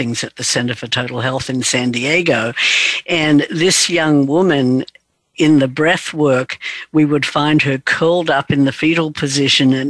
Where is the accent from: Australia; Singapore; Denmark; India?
Australia; I was raised in Australia